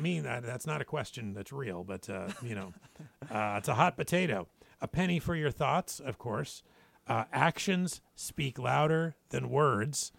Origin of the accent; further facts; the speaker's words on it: Spokane, Washington, United States; now in Guam; my hometown, Spokane, Washington